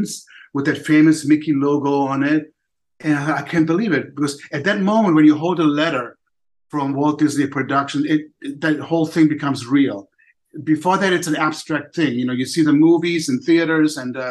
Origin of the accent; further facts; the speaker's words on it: Germany; also born or lived in Poland; now in United States; I was born in Poland. I don't remember anything about that part of my life, because my parents, with me and my older sister, escaped to Germany, to West Germany, when I was 1 year old. So, of course, I don't recall that. But then growing up in Germany